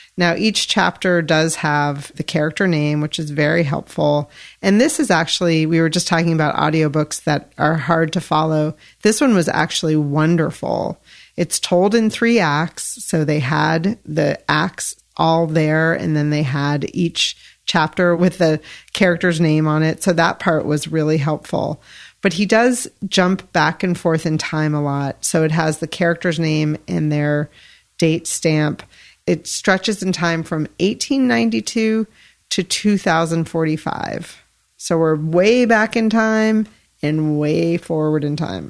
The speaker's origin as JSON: {"language": "English", "town": "Yellow Springs", "region": "Ohio", "country": "United States", "tie": "born or raised there", "said": "I grew up in Yellow Springs"}